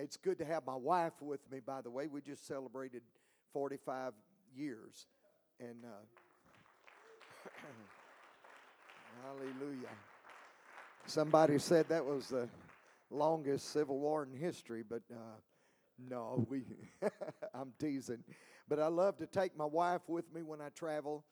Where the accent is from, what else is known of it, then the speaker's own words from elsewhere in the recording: Buford, Georgia, United States; moved away as an adult; also born or lived in Texas; now in Mexico; Originally, I'm from Buford, Georgia.